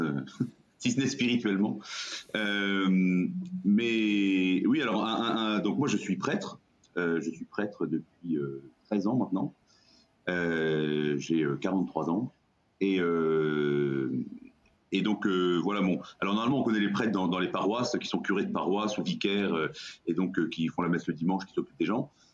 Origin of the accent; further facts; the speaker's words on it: Brittany, France; moi, je suis breton